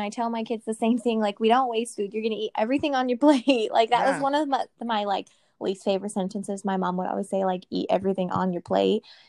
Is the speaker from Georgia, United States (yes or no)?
no; Texas, United States; I know I'm from Texas